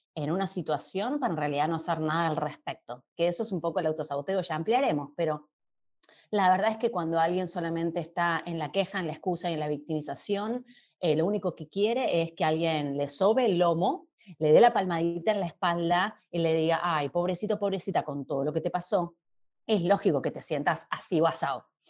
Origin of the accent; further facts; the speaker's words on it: Argentina; Yo soy argentina, viviendo en Argentina.